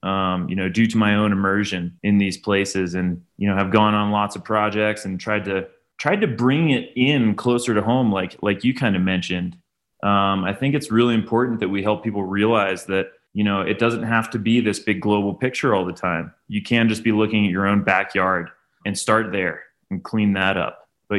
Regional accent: Pennsylvania, United States; moved away as an adult; now in Colorado, United States; I grew up in Pennsylvania, actually, in the Appalachians, and grew up a skier there too, believe it or not. Started skiing when I was 3 in the Pocono Mountains

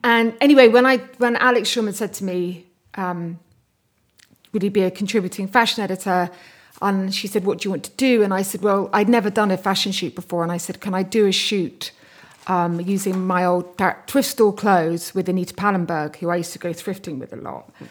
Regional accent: Bath, South West England, United Kingdom; I grew up in Bath and near Bath, actually, in Somerset, near, actually just outside Bruton

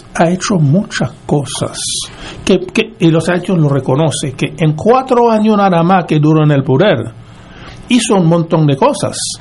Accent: Gonaïves, Artibonite, Haiti; now in Puerto Rico; Mi pueblo Gonaiv, que tenía apenas 30, 40 mil personas

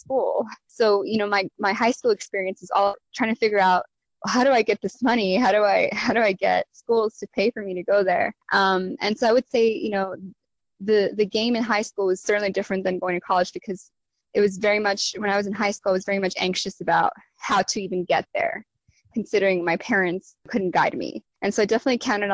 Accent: Los Angeles, California, United States; also born or lived in New Haven, Connecticut / Mexico City; So I'm originally from East Los Angeles, California. And, I grew up in a very Mexican-American neighborhood.

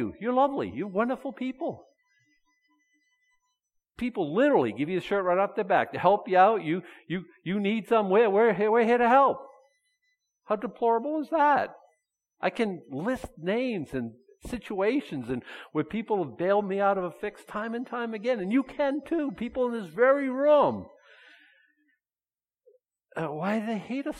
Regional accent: Boston, Massachusetts, United States; moved away; I was brought up in Boston.

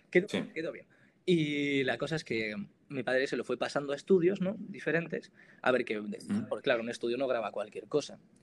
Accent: Granada, Andalusia, Spain; moved away as an adult; also born or lived in Navarre; now in Pamplona, Spain; soy de Granada y ahora mismo estoy estudiando comunicación audiovisual en la Universidad de Navarra

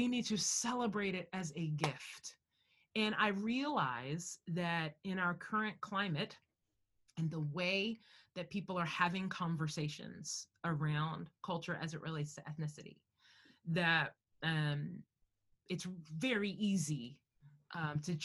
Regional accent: United States; I'm Black American

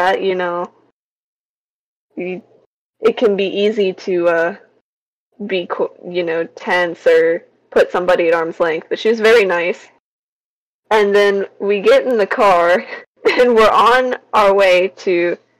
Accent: the South, United States; I'm from the South

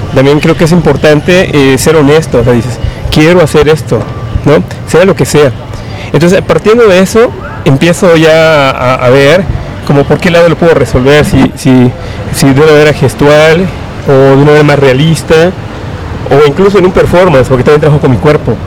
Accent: Yucatán, Mexico; moved away as an adult; also born or lived in Guanajuato; now in Oaxaca, Mexico; soy, soy del estado de Yucatán, pero aquí ya en, la ciudad de Oaxaca

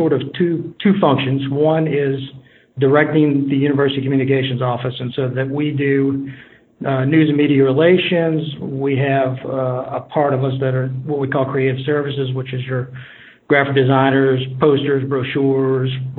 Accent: New Orleans, Louisiana, United States; accent: New Orleans; moved away as an adult; also born or lived in Mississippi; now in Hattiesburg, United States; I'm originally from New Orleans, Brother Martin High School, and came as a student in the mid-90s

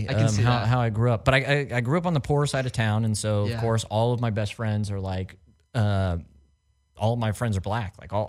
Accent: Springfield, Missouri, United States; also born or lived in Massachusetts; now in Los Angeles, United States; I was born in Massachusetts and then moved to Missouri when I was like 6 months old.

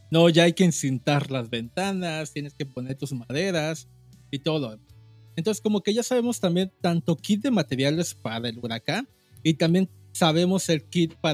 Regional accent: southern Mexico, Mexico; literalmente somos los del sur, güey.

